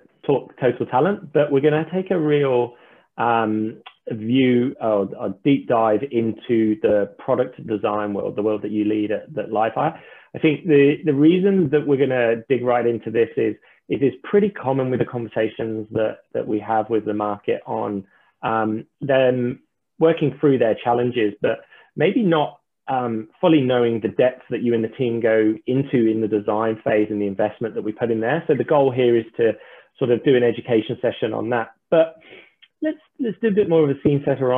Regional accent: England, United Kingdom; being an Englishman

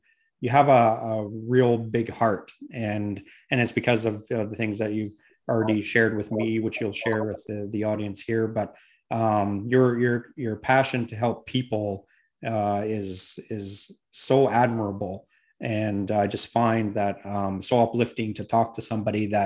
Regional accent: Edmonton, Alberta, Canada; now in Fredericton, Canada; I'm originally from Edmonton and I live in Fredericton now

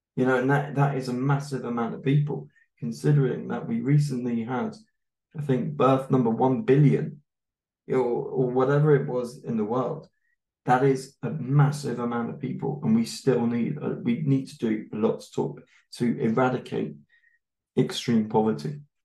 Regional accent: United Kingdom; now in Germany; I'm a white British man

